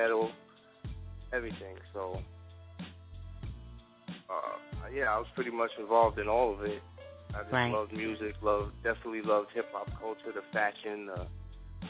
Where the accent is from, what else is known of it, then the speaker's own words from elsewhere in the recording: New York City, New York, United States; I grew up, it's called Throg's Neck. It's like right near the Throg's Neck bridge into Long Island in the Bronx